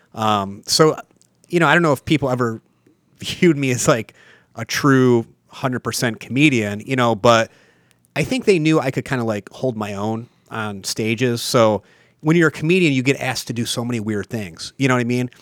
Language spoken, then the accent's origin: English; Mayfield, Ohio, United States; I'm from the East Side, I'm from Mayfield